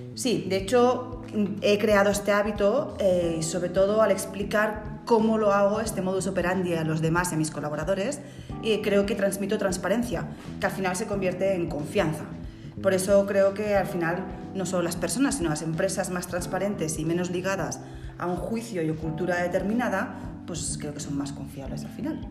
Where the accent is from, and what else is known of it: Spain